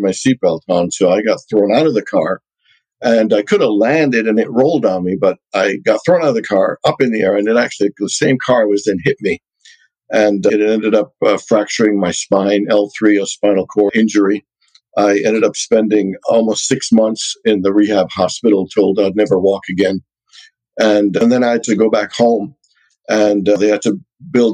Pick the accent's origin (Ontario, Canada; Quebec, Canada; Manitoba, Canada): Ontario, Canada; Hamilton; also born or lived in Trinidad; now in Phoenix, United States; I was born in Trinidad in the Caribbean. I'm one of 10 kids, youngest boy, number 8 out of 10. And then when I was 6, my parents moved to Canada. My uncle went to Princeton, and then my other uncle went to Hamilton, Ontario, which is about 45 minutes away from Toronto. So we followed him, and so I grew up in Canada